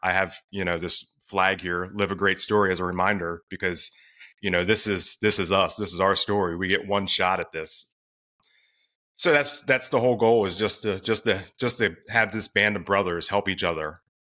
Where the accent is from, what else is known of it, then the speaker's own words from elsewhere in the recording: Delaware, United States; now in Maryland, United States; I'm in Maryland. I grew up in Delaware, actually.